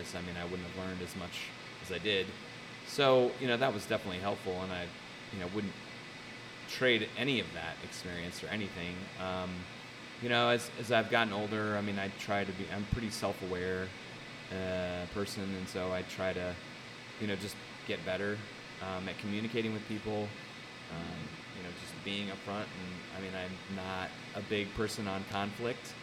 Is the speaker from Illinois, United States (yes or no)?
no; Carmel, Indiana, United States; I grew up in Carmel. I graduated from Carmel High School in 91